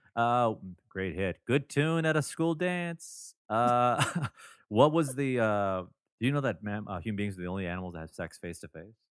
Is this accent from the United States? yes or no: no; Toronto, Ontario, Canada; my hometown of Toronto